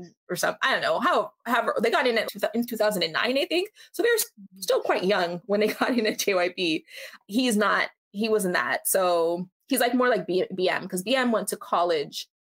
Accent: Canada; I'm from Canada.

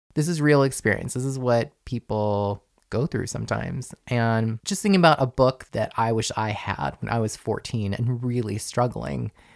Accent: Rockland County, outside New York City, United States; I grew up outside of New York City in the burbs in Rockland County

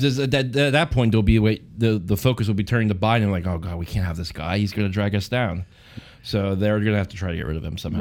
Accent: New Jersey, United States; my home state

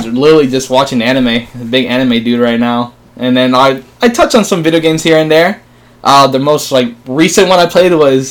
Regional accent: Hialeah / Kendall, Florida, United States; now in Bradenton, United States; Yeah, so I'm from Hialeah, Florida. Then I grew up in Kendall for probably about like 6 years, and I moved to good old B-Town

